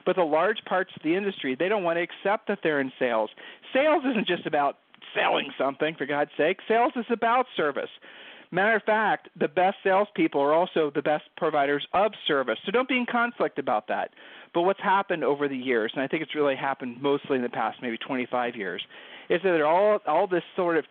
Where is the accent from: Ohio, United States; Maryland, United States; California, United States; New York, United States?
Ohio, United States; we're from Ohio, and people from Ohio have a tendency to sort of, you know, be really honest